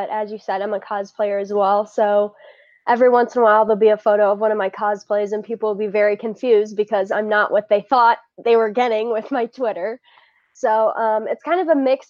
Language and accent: English; Midwest, United States; I am very Midwestern